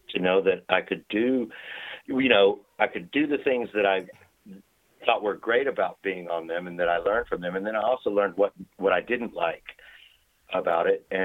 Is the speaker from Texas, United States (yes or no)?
yes; Waco, Texas, United States; in my hometown. Um, I'm from outside of Waco, Texas, you know, out in the country